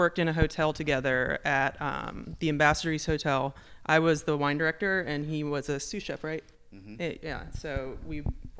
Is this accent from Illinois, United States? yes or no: yes; Chicago, Illinois, United States; moved away as an adult; also born or lived in San Francisco; now in Charlotte, United States; I'm from Chicago.